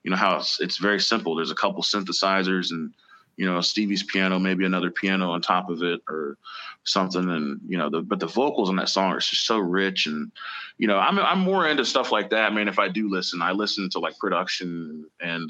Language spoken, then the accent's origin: English; Indianapolis, Indiana, United States; I'm from Indianapolis, man. So I got started playing the Slippery Noodle